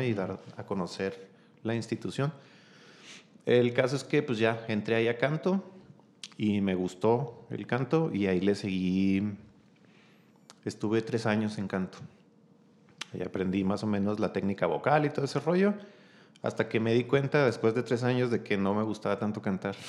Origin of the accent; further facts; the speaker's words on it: Chihuahua, Mexico; also born or lived in Mexicali, Baja California; soy originario de Mexicali, Baja California, este, pero desde muy pequeño mis papás vinieron a, a radicar aquí en la ciudad